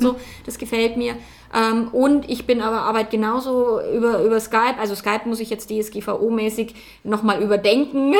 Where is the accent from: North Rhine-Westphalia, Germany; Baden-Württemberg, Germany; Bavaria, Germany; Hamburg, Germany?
Bavaria, Germany; accent: Bavarian; wenn ich mein Bayerisch einfach reden darf